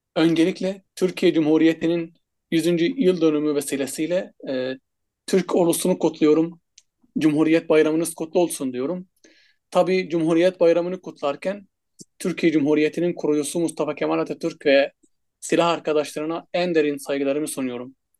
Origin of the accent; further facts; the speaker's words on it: Egypt; first language Arabic; Turkish is a second language; moved away as an adult; now in Turkey; kendi ana dilim Arapça olduğu için